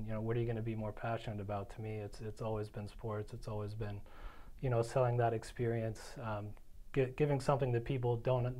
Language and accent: English; Allentown, Pennsylvania, United States; I grew up just outside Allentown area.